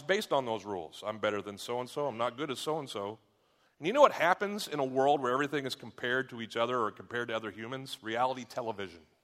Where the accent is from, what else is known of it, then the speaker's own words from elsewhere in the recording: United States; I'm an American